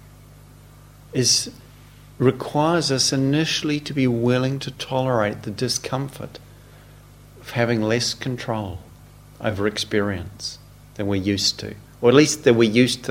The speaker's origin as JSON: {"language": "English", "country": "New Zealand", "tie": "born or raised there", "moved": "yes"}